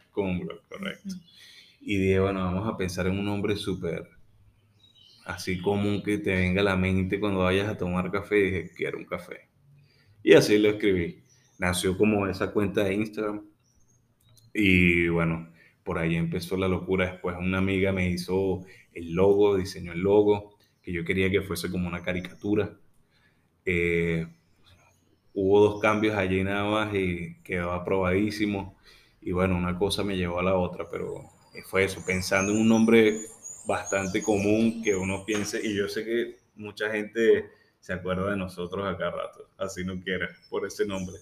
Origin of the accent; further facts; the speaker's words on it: Venezuela; el orgullo de ser venezolano, de querer quedarme en mi país.